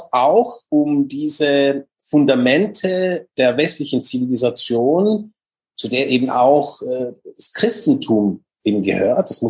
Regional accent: Switzerland; Genau, bei uns in der Schweiz

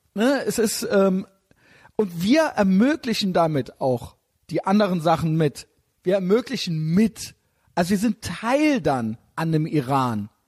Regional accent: Germany; als Deutscher in Deutschland

